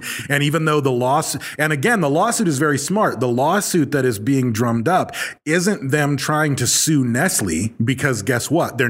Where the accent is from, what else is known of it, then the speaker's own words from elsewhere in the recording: Battle Creek, Michigan, United States; moved away; No, we were from Battle Creek, though. But my people are from Flint, but I grew up in Battle